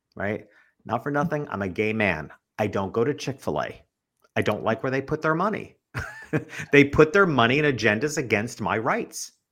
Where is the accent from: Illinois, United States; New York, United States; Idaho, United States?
New York, United States; moved away as an adult; also born or lived in Connecticut; now in Florida, United States; And I'm from New York